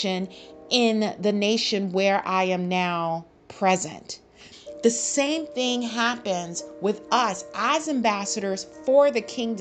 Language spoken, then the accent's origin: English; United States; I, as an American from the United States of America